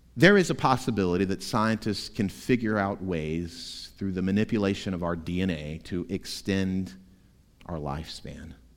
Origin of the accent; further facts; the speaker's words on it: Florida, United States; moved away; My home state of Florida